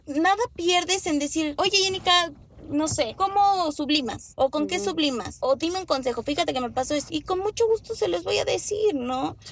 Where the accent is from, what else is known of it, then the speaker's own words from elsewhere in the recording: Mexico; hablo como mexicana